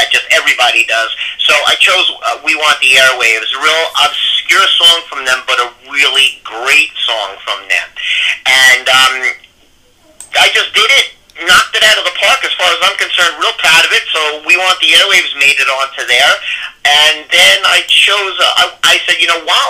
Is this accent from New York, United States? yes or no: yes; New York City, New York, United States; I'm from New York